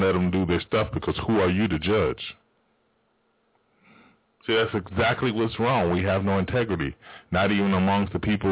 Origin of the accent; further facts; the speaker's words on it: Spokane, Washington, United States; it's not like we got a bad place in Spokane